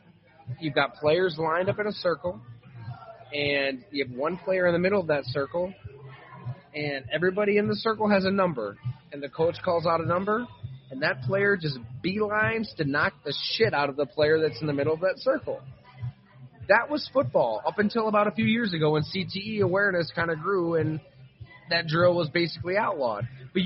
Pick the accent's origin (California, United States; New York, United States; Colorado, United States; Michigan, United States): New York, United States; Salamanca; also born or lived in Bradford, Pennsylvania; I grew up in Salamanca, Ellicottville, New York. I played peewee and midget football down in Bradford, Pennsylvania. My dad worked down there.